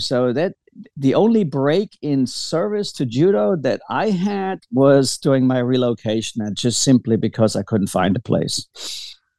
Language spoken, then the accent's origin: English; Baden-Württemberg, Germany; moved away as an adult; also born or lived in Kentucky, United States; now in Brandenburg, United States; I was born and raised in Germany, um, in, in, in, the, uh, in uh, Baden Württemberg, near Bavaria